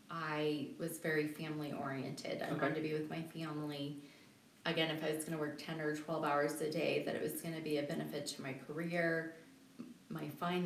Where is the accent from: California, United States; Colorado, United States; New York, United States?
Colorado, United States; Colorado Springs; also born or lived in Seattle; I miss my hometown. I {S0} okay. {S1} love Colorado Springs.